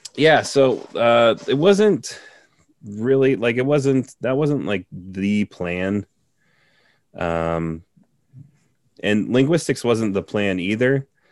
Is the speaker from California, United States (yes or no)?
no; Cincinnati, Ohio, United States; also born or lived in South Korea; I am from Cincinnati, Ohio. Um, and uh, I was born and raised here